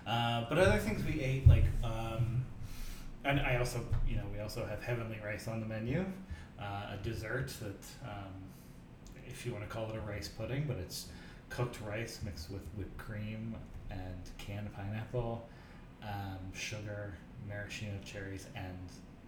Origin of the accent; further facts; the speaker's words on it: Midwest, United States; I am a Midwesterner.